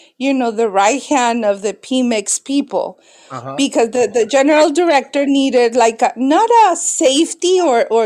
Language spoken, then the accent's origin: English; Mexico City, Mexico; English is a second language; moved away; also born or lived in Tijuana / San Diego; I am from Mexico City. I was born in Mexico City. Mexico City, they call it Chilangos, the people that come from Mexico City. I was born and I lived in Mexico City